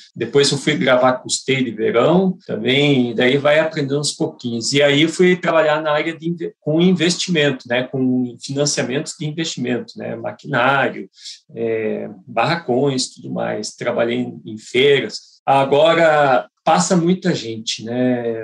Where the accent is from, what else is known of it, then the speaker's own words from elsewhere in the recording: Curitiba, Paraná, Brazil; Sou daqui de Curitiba